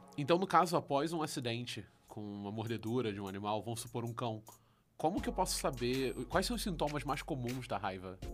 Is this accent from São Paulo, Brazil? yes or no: no; Rio de Janeiro, Brazil; eu sou do Rio